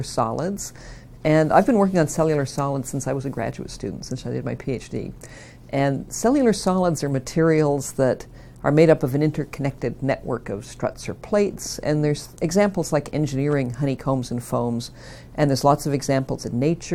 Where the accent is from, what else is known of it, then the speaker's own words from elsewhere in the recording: Niagara Falls, Ontario, Canada; I grew up in Niagara Falls in Ontario